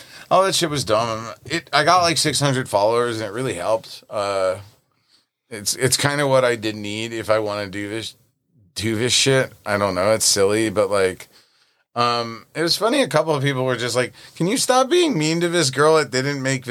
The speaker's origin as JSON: {"language": "English", "town": "New York City", "region": "New York", "country": "United States", "tie": "born or raised there", "said": "I grew up in Brooklyn"}